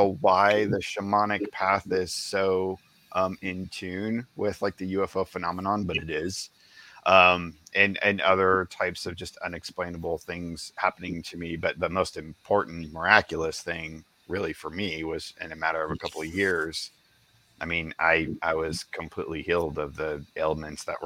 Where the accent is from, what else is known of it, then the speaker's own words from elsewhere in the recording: the Ozarks, United States; I grew up out in the Ozarks